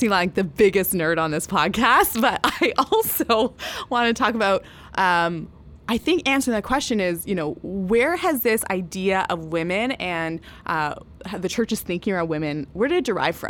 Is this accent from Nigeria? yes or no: no; Canada; But does that mean I don't say I'm Canadian? Does that mean because I disagree with the government on topics, I'm not Canadian?